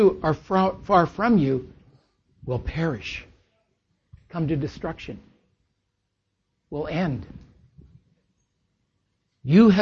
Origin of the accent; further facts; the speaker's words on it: Lynden, Washington, United States; we're from Linden, Washington